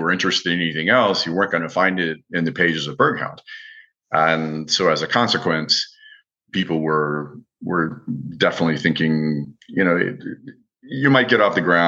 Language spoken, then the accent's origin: English; Midwest, United States; also born or lived in France; And so unlike most kids that were growing up in America in the 1960s, wine was always on the table. My father learned to cook in the French style and adopted a lot of the French eating habits. And for someone from the Middle West, the Midwest of America